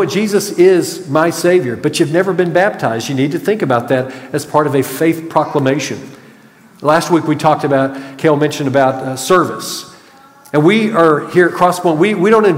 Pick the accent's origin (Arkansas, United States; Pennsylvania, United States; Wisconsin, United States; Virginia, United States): Arkansas, United States; Clarksville; now in Grand Prairie, United States; growing up in Clarksville, Arkansas